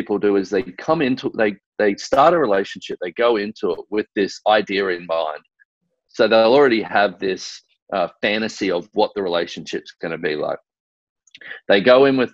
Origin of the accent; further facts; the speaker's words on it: Australia; growing up in Australia